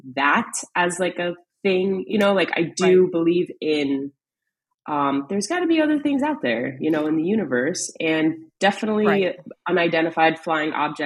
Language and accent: English; East Coast, United States; growing up on the East Coast